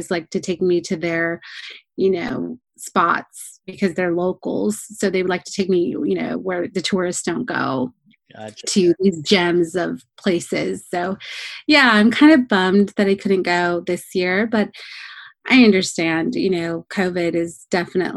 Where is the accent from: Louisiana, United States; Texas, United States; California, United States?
California, United States; Orange County; I was born in Orange County, California, but my parents moved from Mexico in the 1980s